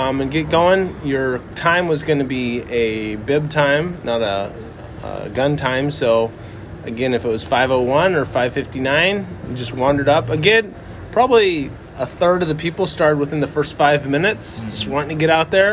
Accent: the Northwest, Pacific Northwest, United States; moved away; born and raised in the Northwest

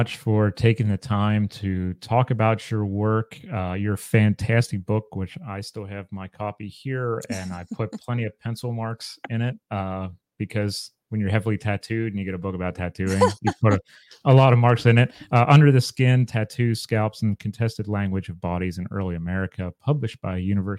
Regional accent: Chambersburg, Pennsylvania, United States; moved away; I'm originally from Chambersburg, Pennsylvania, which is just west of Gettysburg.

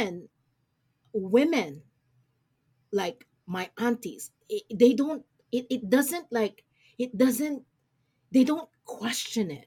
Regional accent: Olongapo, Central Luzon, Philippines; moved away; especially me, who grew up in Olongapo City

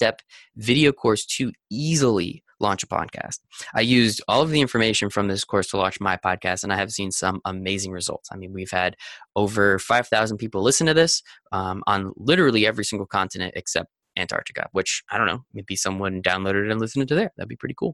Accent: Northeast, United States; I'm from the Northeast

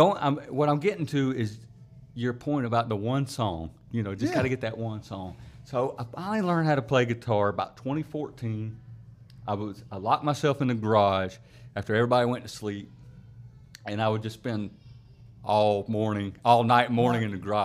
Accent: Travelers Rest, South Carolina, United States; So I was born and raised in TR.

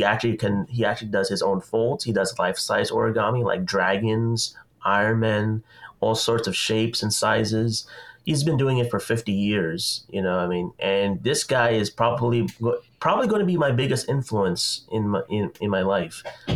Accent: Philippines; I was always very interested in Chinese culture myself, even though I'm Filipino

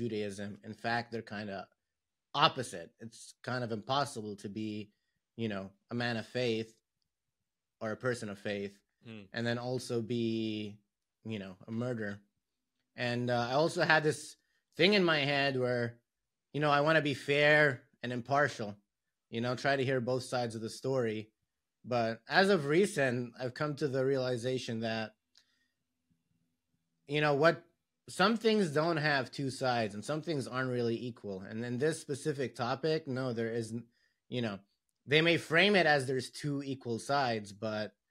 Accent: Lebanon; moved away as an adult; also born or lived in Boston; So I'm Lebanese. I grew up in Lebanon

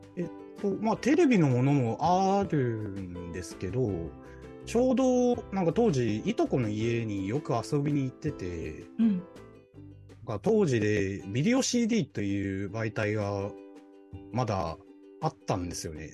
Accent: Shanghai, China; moved away; also born or lived in Ningbo, Zhejiang, China; 一応生まれは浙江省の、まあ、寧波という町でしたけど、小学校からずっと上海で

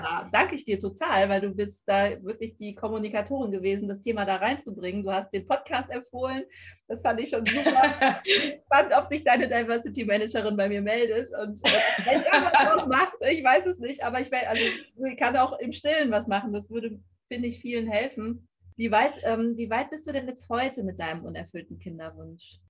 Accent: Cologne, North Rhine-Westphalia, Germany; now in Brandenburg, Germany; Ich komme ja auch aus Köln

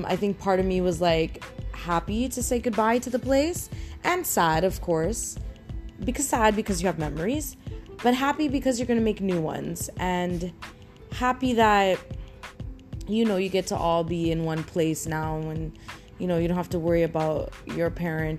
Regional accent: Toronto, Ontario, Canada; I grew up in Toronto

